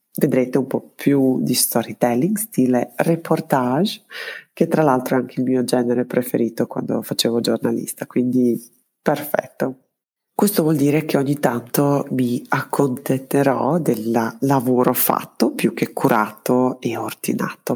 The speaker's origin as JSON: {"language": "Italian", "town": "Belgrade", "country": "Serbia", "tie": "born or raised there", "also_born_or_lived": "Trento, Italy", "moved": "as an adult"}